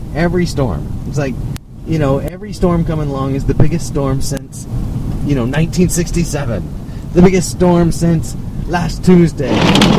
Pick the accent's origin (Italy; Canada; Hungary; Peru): Canada; Montreal, Quebec; I grew up in Montreal.